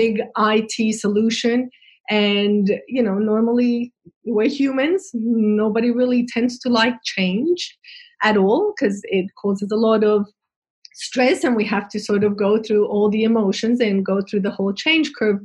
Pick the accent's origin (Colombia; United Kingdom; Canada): Colombia; moved away as an adult; now in Australia; I'm originally from Colombia, South America, and I arrived in Australia 20 years ago